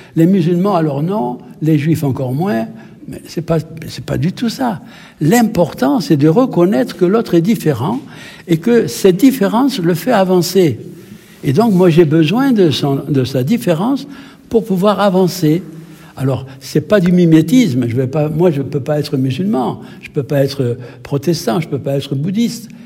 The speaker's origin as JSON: {"language": "French", "country": "Algeria", "moved": "yes", "lives_now": "France", "said": "je suis originaire d'Algérie"}